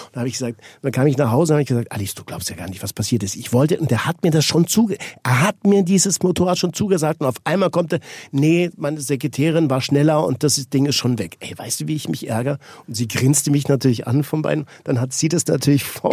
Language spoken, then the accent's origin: German; Switzerland; Ich bin Schweizer